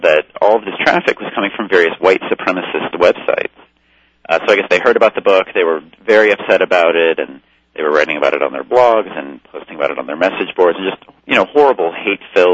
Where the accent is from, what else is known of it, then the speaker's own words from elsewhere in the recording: Los Angeles, California, United States; I grew up in Los Angeles and had very liberal parents.